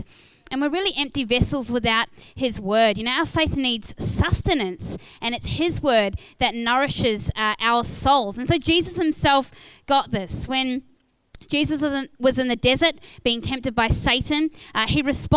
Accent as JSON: {"language": "English", "country": "New Zealand", "moved": "as an adult", "lives_now": "Australia", "said": "I moved from New Zealand to Australia when I was 21 years old"}